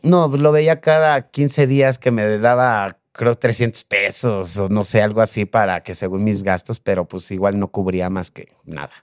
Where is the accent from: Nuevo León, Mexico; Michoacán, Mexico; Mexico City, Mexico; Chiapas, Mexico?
Mexico City, Mexico; En la Ciudad de México. Yo soy de aquí de la Ciudad de México.